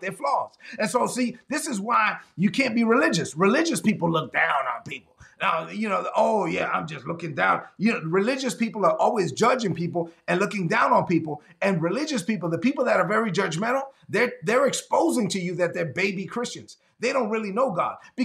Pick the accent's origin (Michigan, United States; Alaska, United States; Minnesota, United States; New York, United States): New York, United States; New York City; I'm from Brooklyn, man.